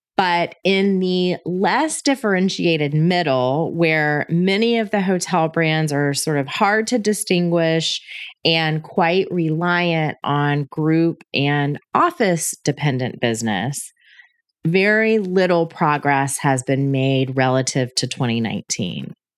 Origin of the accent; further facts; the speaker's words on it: United States; also born or lived in Atlanta; as an American living in Atlanta